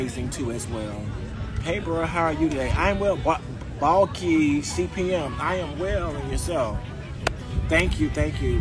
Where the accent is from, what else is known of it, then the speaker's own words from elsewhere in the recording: Mississippi, United States; now in Florida, United States; I am actually from a little small state called Mississippi